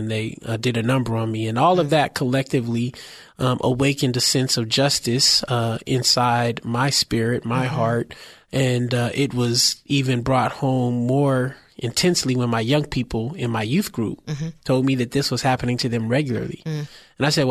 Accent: San Francisco, California, United States; I was born and raised in San Francisco, the Bayview, Hunters Point, part of the city

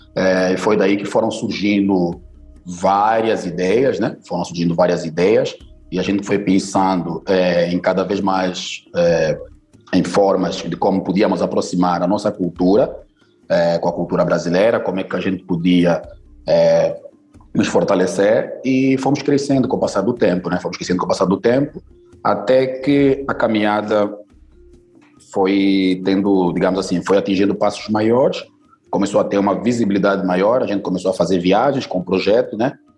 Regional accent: Luanda, Luanda Province, Angola; now in Brazil; Eu nasci em Luanda, capital da Angola.

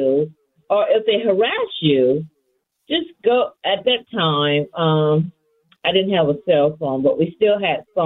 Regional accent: St. Louis, Missouri, United States; moved away as an adult; I grew up in St. Louis, although I lived in other major cities. And I ended up moving back after the passing of my dad.

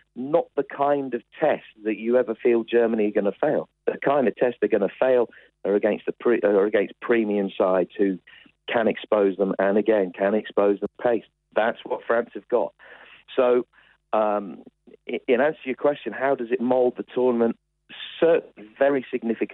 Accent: Birmingham, West Midlands, United Kingdom; in my hometown at the moment, the test match is going on in Birmingham

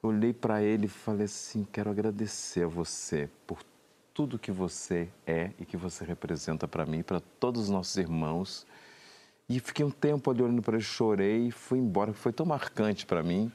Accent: Santa Maria, Rio Grande do Sul, Brazil; now in Rio de Janeiro, Brazil; eu sou do Rio Grande do Sul, de Santa Maria, e quando eu cheguei aqui em 93

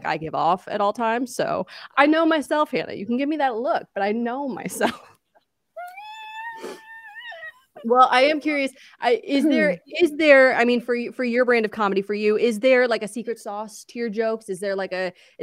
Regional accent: Chicago, Illinois, United States; I'm from Chicago

